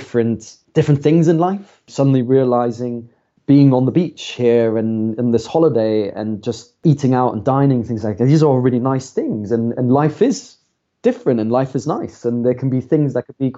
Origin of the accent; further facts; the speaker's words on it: a small town just outside of Frankfurt, Hesse, Germany; moved away as an adult; also born or lived in London, United Kingdom; now in United Kingdom; So I grew up in Germany and I grew up in a small town just outside of Frankfurt.